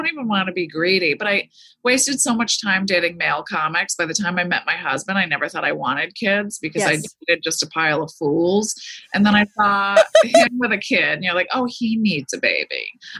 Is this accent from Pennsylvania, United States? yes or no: yes; Easton, Pennsylvania, United States; also born or lived in Allentown, Pennsylvania; now in Malibu, United States; I grew up with in Easton, Pennsylvania, Allentown.